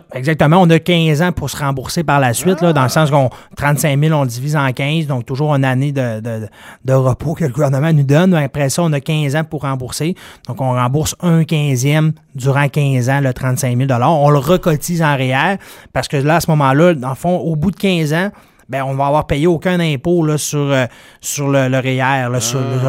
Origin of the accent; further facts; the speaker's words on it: Dolbeau-Mistassini, Quebec, Canada; Je viens de Dolbeau-Mistassini